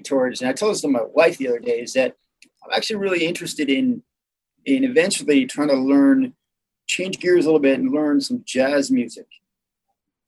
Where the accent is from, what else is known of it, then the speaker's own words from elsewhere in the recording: Argentina; now in United States; being Argentine, I was born in Argentina.